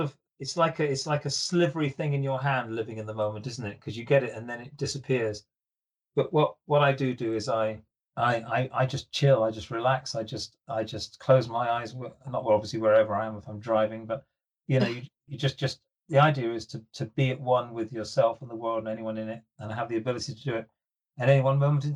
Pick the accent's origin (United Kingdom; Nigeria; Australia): United Kingdom; Edinburgh, Scotland; I was born in Edinburgh